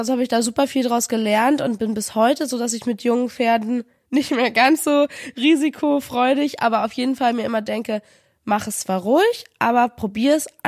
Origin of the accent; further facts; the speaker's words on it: Kiel, Schleswig-Holstein, Germany; Und 2016 im August bin ich dann mit ihm gemeinsam aus verschiedenen Gründen zurück in meine Heimatstadt nach Kiel gezogen.